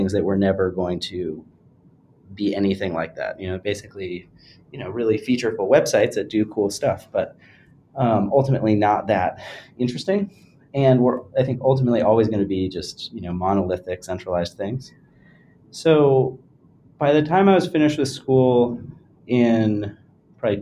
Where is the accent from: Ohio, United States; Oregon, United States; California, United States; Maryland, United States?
California, United States; rural; moved away as an adult; also born or lived in New York; I grew up in sort of rural California